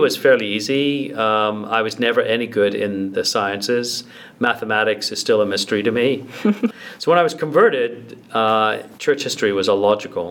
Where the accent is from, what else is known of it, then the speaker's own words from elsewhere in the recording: Ancaster, Ontario, Canada; also born or lived in England; I was raised in Ancaster.